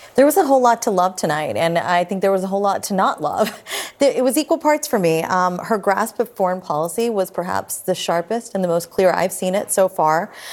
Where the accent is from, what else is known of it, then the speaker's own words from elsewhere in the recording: West Virginia, United States; I myself am also a brown girl from a rural state. I was born and raised in West Virginia.